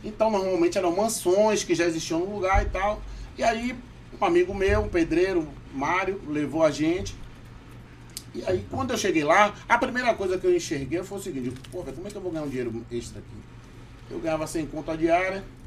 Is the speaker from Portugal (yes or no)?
no; Salvador, Bahia, Brazil; accent: baiano; moved away as an adult; now in Manaus, Brazil; nasci em Salvador, Bahia, Brasil, no bairro de Itapuã. Sim. Depois me mudei para Boca do Rio